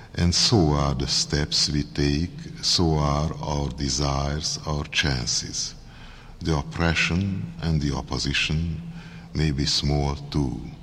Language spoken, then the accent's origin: English; Hungary; accent: heavy Hungarian; English is a second language; my heavy Hungarian accent